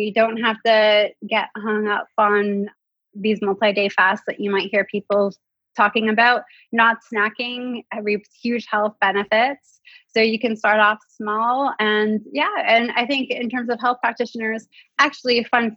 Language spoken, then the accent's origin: English; Canada; as a Canadian